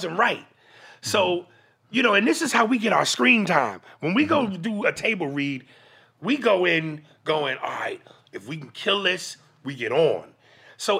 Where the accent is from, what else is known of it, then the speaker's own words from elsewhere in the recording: New York, United States; I'm from New York.